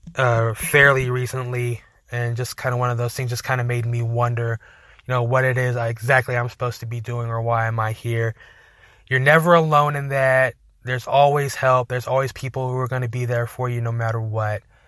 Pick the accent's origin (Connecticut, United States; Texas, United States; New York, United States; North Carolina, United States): Texas, United States; Amarillo; we're from Amarillo